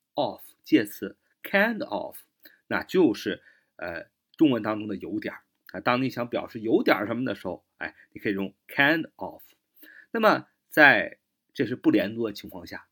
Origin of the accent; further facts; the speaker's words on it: China; 我们中国人说话的时候，经常会用一个词